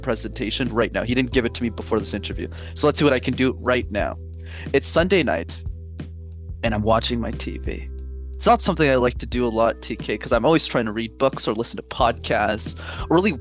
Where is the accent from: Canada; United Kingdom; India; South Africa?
Canada; Montreal, Quebec; I grew up in Montreal